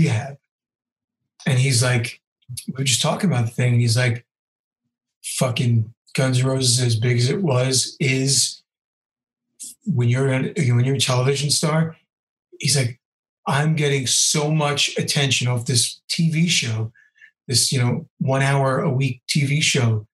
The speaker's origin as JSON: {"language": "English", "town": "Ridgefield", "region": "New Jersey", "country": "United States", "said": "I'm from Ridgefield."}